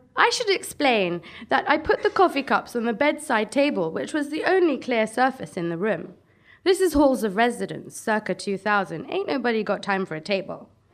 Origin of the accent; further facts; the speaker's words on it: Brent, London, United Kingdom; I come from Brent